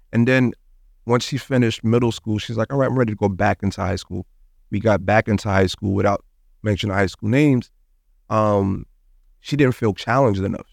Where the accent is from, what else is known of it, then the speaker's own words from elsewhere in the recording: New York City, New York, United States; moved away as an adult; now in Miami, United States; I was born and raised in Brooklyn, New York